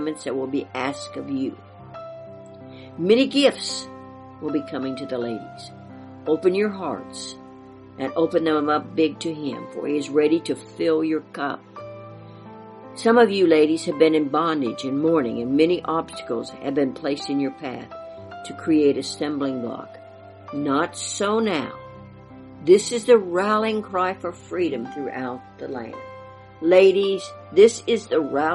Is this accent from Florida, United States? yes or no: no; Kansas, United States; my beloved Kansas, my home state